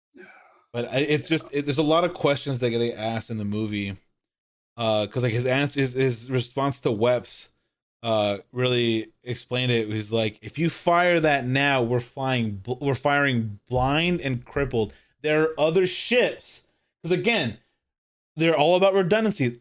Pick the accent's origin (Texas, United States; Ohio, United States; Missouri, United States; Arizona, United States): Texas, United States; Corpus Christi; I'm from Corpus